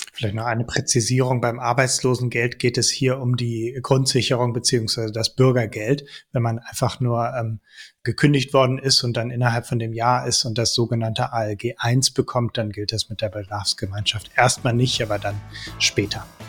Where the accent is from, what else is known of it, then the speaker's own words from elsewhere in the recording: Netherlands; now in Germany; ich bin auch in den Niederlanden aufgewachsen